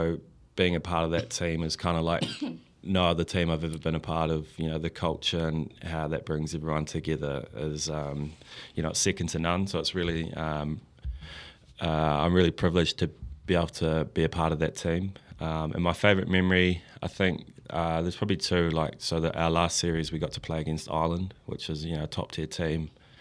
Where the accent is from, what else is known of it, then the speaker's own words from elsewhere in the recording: Christchurch, Canterbury, New Zealand; Yeah, well, I was from Christchurch, obviously, so those were the teams that I supported.